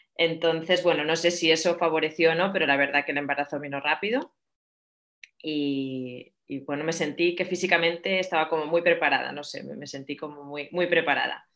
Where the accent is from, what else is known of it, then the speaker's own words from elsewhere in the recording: Barcelona, Catalonia, Spain; moved away as an adult; also born or lived in Madrid / San Sebastián; now in Atlanta, United States; soy de Barcelona